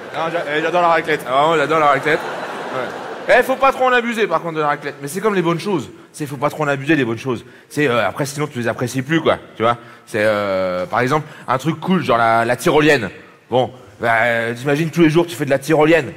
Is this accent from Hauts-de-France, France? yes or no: yes; Lille, Hauts-de-France, France; chez moi, à Lille, à Lille